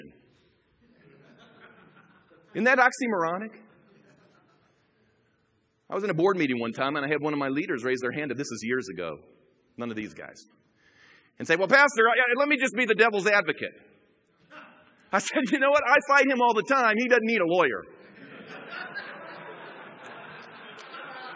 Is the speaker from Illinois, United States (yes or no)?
yes; Chicago, Illinois, United States; moved away; I grew up in the Chicago area